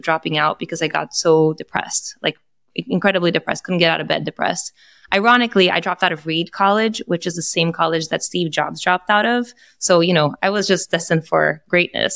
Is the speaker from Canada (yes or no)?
no; Brazil; now in United States; I am Brazilian, so I am Latin American